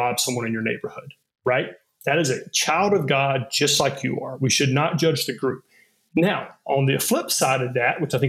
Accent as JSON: {"language": "English", "region": "the South", "country": "United States", "tie": "born or raised there", "said": "I was growing up in the South in this culture that I found Jesus and not Muhammad"}